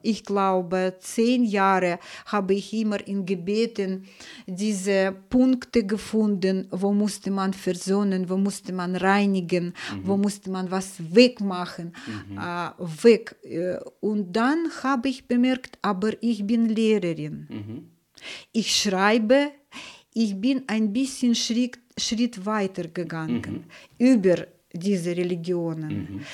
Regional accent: Saint Petersburg, Russia; German is a second language; moved away as an adult; now in Germany; ich bin in Leningrad geboren, in einer Familie der Musiker.

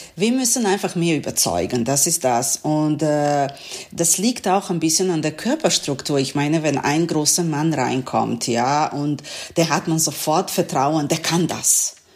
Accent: Serbia; German is a second language; moved away as an adult; also born or lived in Novi Sad, Serbia; now in Essen, Germany; meine Heimatstadt, glaube ich, am meisten Bomben bekommen hat

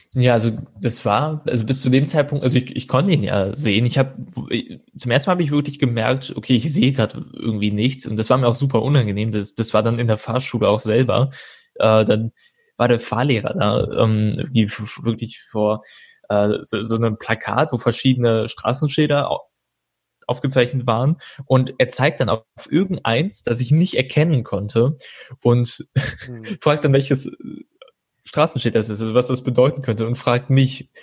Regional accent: Troisdorf, North Rhine-Westphalia, Germany; now in Cologne, Germany; geboren und aufgewachsen bin ich in Troisdorf und ähm, dann bin ich äh, 2013 nach Köln gezogen

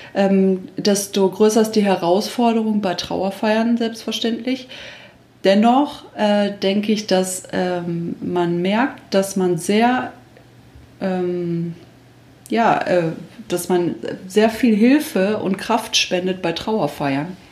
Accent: Düsseldorf, North Rhine-Westphalia, Germany; now in Minden, Germany; ich komme eigentlich gebürtig aus Düsseldorf

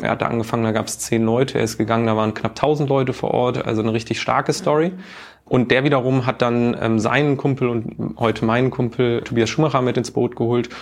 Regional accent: Duisburg, North Rhine-Westphalia, Germany; now in Hamburg, Germany; Ich komme ursprünglich gar nicht aus Hamburg, sondern aus dem Ruhrgebiet, aus Duisburg

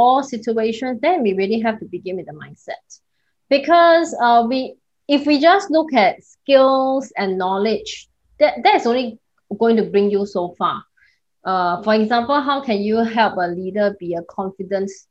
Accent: Singapore; I'm based in Singapore. I'm a Singaporean

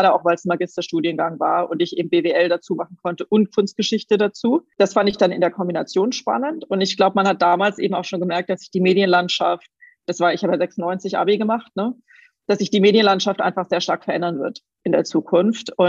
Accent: Waiblingen, Baden-Württemberg, Germany; accent: Swabian; Ich komme ursprünglich aus dem Schwammland, aus Weibling. Ich glaube, das hört man jetzt nicht besonders stark bei mir.

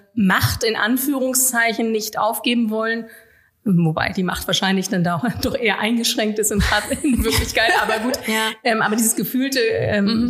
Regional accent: Norderstedt, Schleswig-Holstein, Germany; meine Heimatstadt

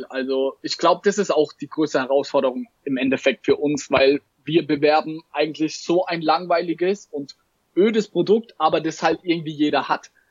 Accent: Mannheim, Baden-Württemberg, Germany; war ich in einem Sneaker-Store in Mannheim, hier wo ich herkomme, in Mannheim.

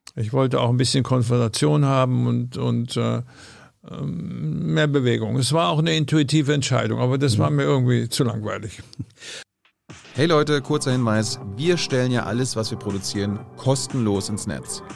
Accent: Bavaria, Germany; moved away as an adult; also born or lived in Amsterdam; now in Berlin, Germany; ich komme aus Bayern

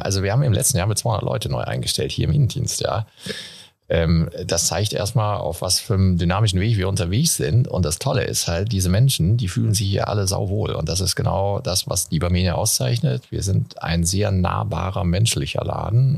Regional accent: Castrop-Rauxel, North Rhine-Westphalia, Germany; moved away; da, wo ich aufgewachsen bin, auch in Kassel-Brauxel

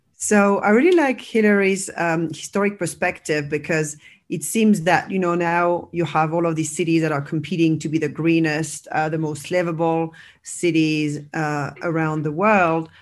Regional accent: France; also born or lived in United States; now in Barcelona, Spain; I'm originally from France

